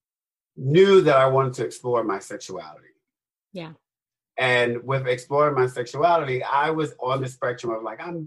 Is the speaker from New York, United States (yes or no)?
yes; New York City, New York, United States; I was born and raised in the South Bronx